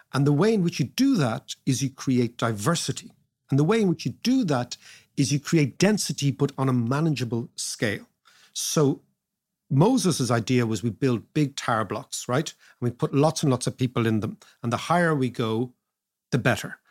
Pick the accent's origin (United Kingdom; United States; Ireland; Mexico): Ireland